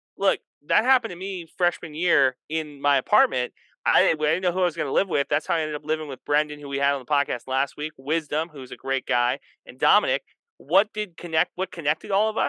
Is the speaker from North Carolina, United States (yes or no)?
no; San Antonio, Texas, United States; moved away; I'm from San Antonio